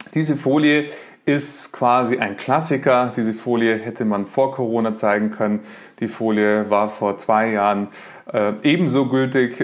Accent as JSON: {"language": "German", "town": "Munich", "region": "Bavaria", "country": "Germany", "said": "ich lebe in München, bin ähm, Münchner"}